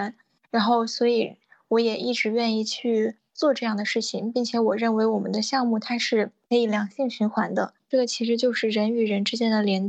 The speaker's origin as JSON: {"language": "Chinese", "country": "China", "tie": "born or raised there", "also_born_or_lived": "Beijing", "moved": "as an adult", "said": "其实我从小是在呃在曾经的国家贫困县长大，当然现在我们已经脱贫了。"}